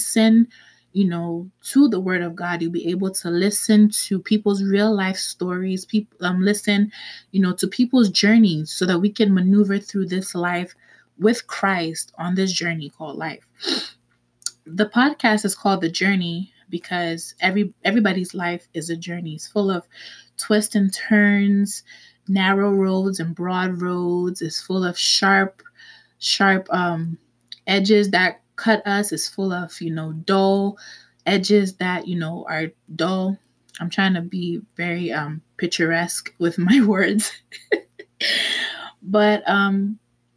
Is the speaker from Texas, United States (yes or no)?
no; New York City, New York, United States; also born or lived in Manhattan, New York; now in New Jersey, United States; I was born in Manhattan, raised in the Bronx, and now I currently reside in New Jersey.